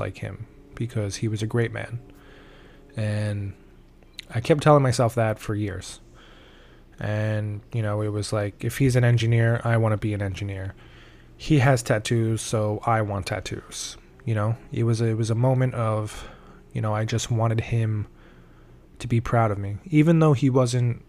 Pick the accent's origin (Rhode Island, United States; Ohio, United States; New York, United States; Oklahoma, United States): New York, United States; New York City; also born or lived in Albany, New York; I am from Staten Island, New York, of course, the Forgotten Borough, and I was born and raised here. I still currently live here.